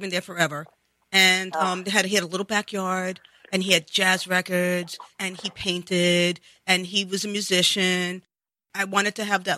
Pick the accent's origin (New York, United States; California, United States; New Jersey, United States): New York, United States; New York City; I grew up in the Bronx